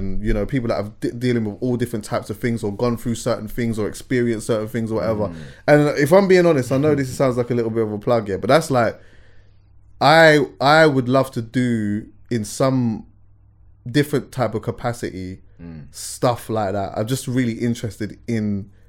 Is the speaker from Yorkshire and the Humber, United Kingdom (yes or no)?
no; London, United Kingdom; I loved growing up in London, to be honest with you.